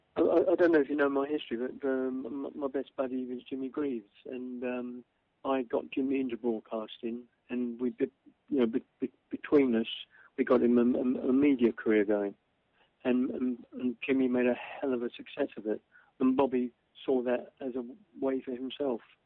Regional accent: London, United Kingdom; I'm the kid from Cable Street

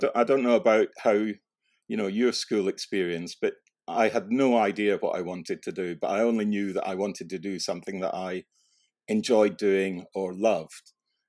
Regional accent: Scotland, United Kingdom; I moved school quite a lot, and I did have a period of living out in rural Scotland in East Lothian.

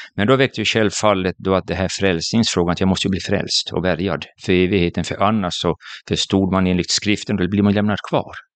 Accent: Jakobstad, Ostrobothnia, Finland; jag är född i Finland, i Jakobstad, en liten stad vid västkusten

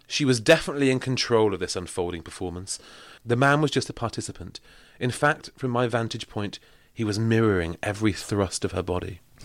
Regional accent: Manchester, North West England, United Kingdom; I'm from Manchester.

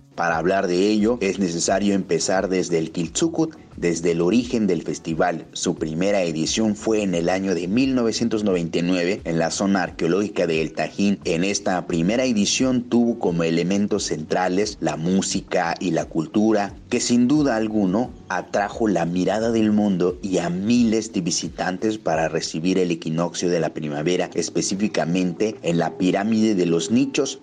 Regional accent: Veracruz, Mexico; nos convoca como pueblo totonaca, nos convoca como veracruzanos, nos convoca como mexicanos

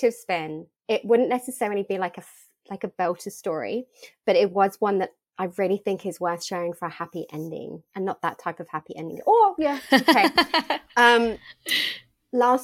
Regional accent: United Kingdom; moved away; also born or lived in Australia; coming back to the country that I was born

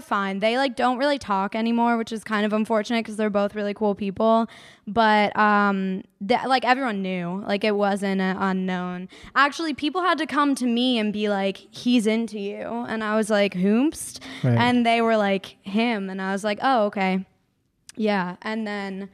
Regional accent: New Jersey, United States; moved away as an adult; now in Los Angeles, United States; I'm from New Jersey

